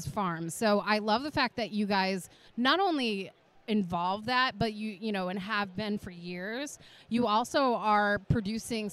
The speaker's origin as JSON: {"language": "English", "region": "New England", "country": "United States", "said": "I'm from New England, so I always say aunt"}